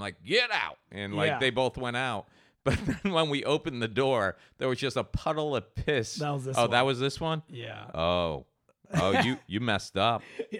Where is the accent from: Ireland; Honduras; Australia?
Ireland; I'm Irish. And I don't